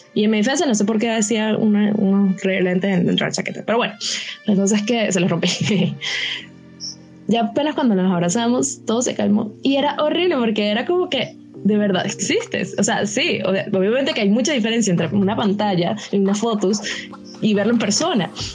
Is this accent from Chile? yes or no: no; Caracas, Capital District, Venezuela; porque soy de Caracas